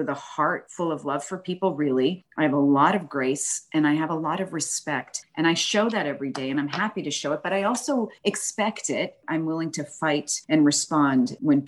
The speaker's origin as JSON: {"language": "English", "town": "Boston", "region": "Massachusetts", "country": "United States", "tie": "born or raised there", "moved": "as an adult", "lives_now": "Houston, United States", "said": "the Northeast where I'm originally from, born and raised in Boston"}